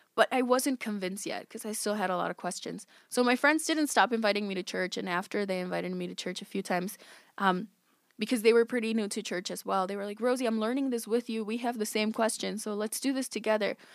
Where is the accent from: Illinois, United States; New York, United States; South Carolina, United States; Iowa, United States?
Illinois, United States; West Chicago; I grew up in West Chicago. I am twenty-eight years old